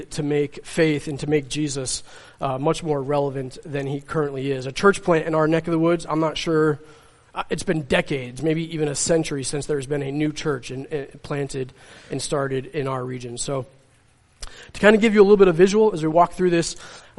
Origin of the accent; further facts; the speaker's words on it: Middleburgh, New York, United States; moved away as an adult; now in North Adams, United States; I'm a Catskill boy. I grew up in Middleburg, New York, which is where my parents still live now.